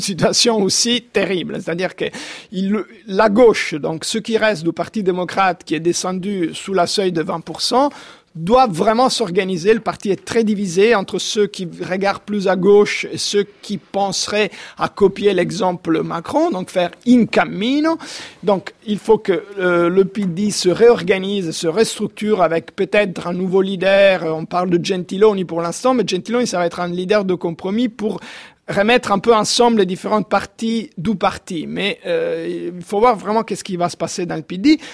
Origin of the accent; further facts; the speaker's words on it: Rome, Lazio, Italy; Moi-même, je suis romain